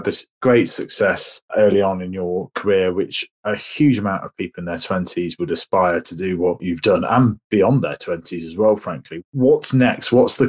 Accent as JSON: {"language": "English", "country": "United Kingdom", "said": "And we as the British do have an association with alcohol and that celebratory factor."}